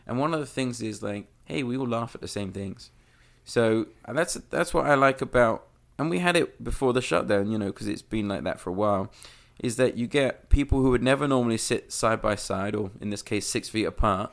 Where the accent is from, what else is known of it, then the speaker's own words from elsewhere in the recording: London, United Kingdom; moved away; I, I grew up in London